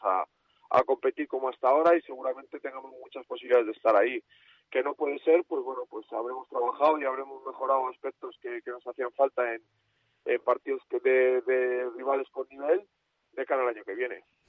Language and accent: Spanish; Valladolid, Castile and León, Spain; Yo como vallisoletano